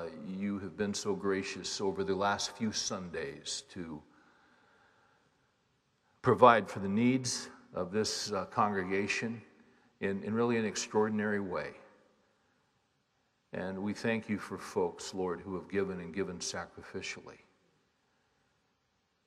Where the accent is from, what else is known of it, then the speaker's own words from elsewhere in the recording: Bakersfield, California, United States; When I was a little boy growing up in Bakersfield, California